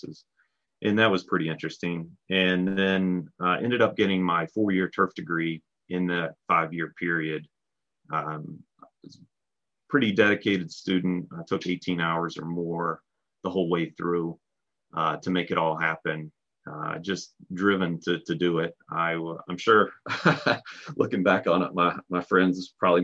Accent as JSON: {"language": "English", "area": "north of Roanoke", "region": "Virginia", "country": "United States", "tie": "born or raised there", "said": "So I grew up north of Roanoke, about 15 to 20 minutes, maybe a little more north of Roanoke."}